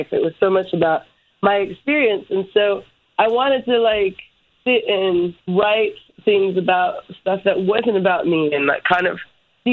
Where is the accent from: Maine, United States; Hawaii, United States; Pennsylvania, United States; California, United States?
Hawaii, United States; growing up in Hawaii, it was like a very different experience.